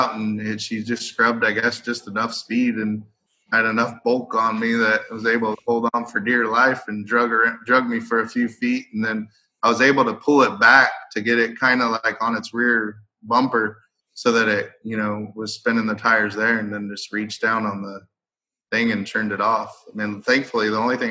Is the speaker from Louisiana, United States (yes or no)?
no; Merced, California, United States; I never worked in my hometown.